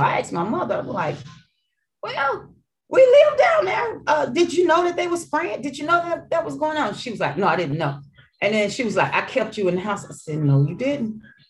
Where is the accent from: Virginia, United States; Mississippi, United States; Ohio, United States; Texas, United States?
Mississippi, United States; accent: Mississippi accent; So I had an accent. So it was a Mississippi accent mixed in with Arkansas and my hood accent.